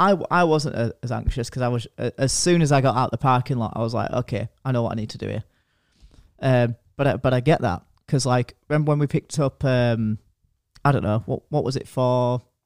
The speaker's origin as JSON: {"language": "English", "country": "United States", "said": "I'm American."}